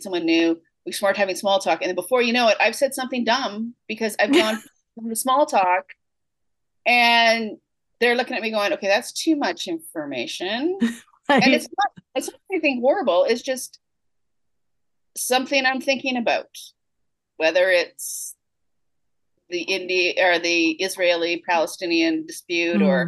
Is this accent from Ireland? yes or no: no; Canada; I'm a good Canadian girl.